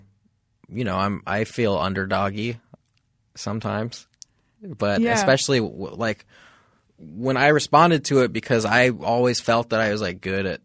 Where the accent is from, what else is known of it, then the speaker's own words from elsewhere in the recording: Texas, United States; now in Los Angeles, United States; From Texas. Well, I went to school in Boston, but I'm from Texas.